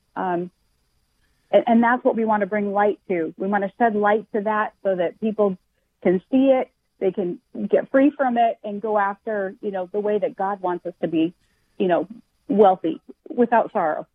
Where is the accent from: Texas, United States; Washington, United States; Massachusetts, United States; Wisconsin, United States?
Washington, United States; moved away as an adult; now in Florida, United States; I'm initially from Washington State